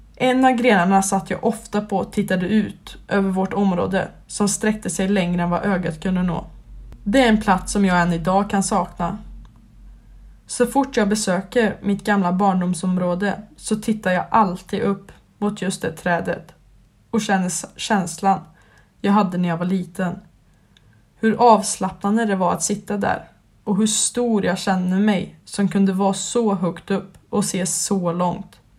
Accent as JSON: {"language": "Swedish", "town": "Skövde", "region": "Västra Götaland", "country": "Sweden", "tie": "born or raised there", "said": "Jag är uppväxt i Skövde och har även bott där i hela mitt liv"}